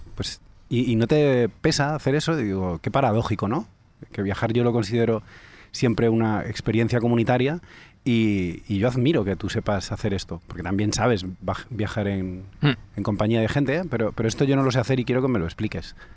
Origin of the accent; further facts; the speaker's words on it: Calatayud, Aragon, Spain; now in Madrid, Spain; era en mi pueblo, cuando era pequeño en Calatayud